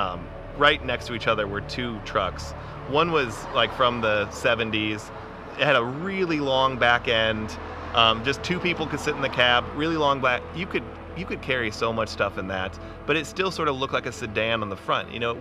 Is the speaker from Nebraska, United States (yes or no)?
yes; Lincoln, Nebraska, United States; now in Omaha, United States; I grew up in Lincoln